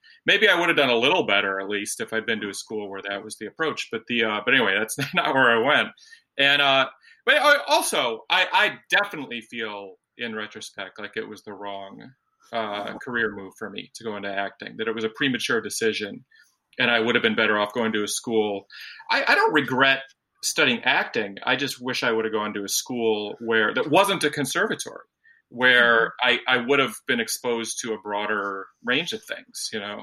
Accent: Detroit, Michigan, United States; now in New York City, United States; I'm from Detroit actually

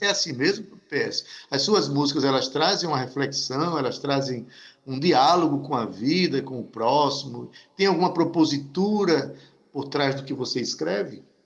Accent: Northeast Region, Brazil; a gente é nordestino e feliz por isso

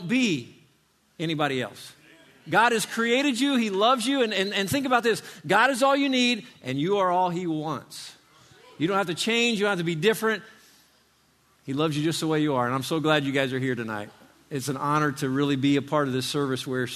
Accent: Indiana, United States; now in Florida, United States; I grew up in Indiana. I didn't live in Florida my whole life

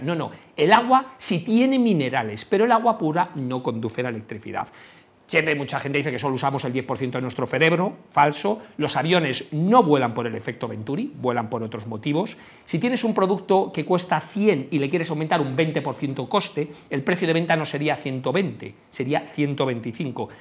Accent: Galicia, Spain; porque yo soy gallego

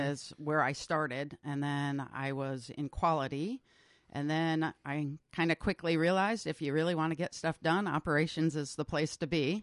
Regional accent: Massachusetts, United States; moved away as an adult; also born or lived in New Hampshire / Vermont / North Carolina; now in Northfield, United States; New England, mostly Massachusetts

